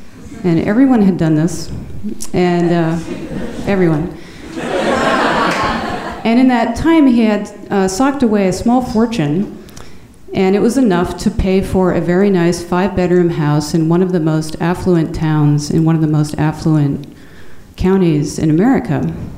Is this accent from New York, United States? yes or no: yes; Manhattan, New York, United States; born there; also born or lived in Singapore / Saigon; Although I was born in Manhattan, I spent the majority of the first few years of my life living in Southeast Asia, first in Singapore and then in Saigon.